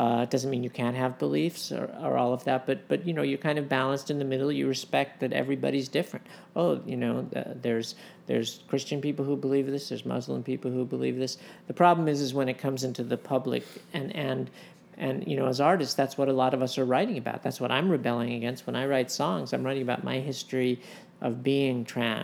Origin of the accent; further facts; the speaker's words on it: United States; also born or lived in Los Angeles, California; I grew up in New York and Los Angeles